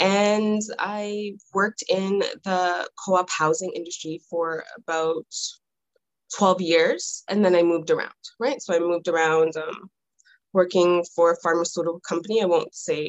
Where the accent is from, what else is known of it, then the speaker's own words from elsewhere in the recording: Toronto, Ontario, Canada; I was born and raised in Toronto.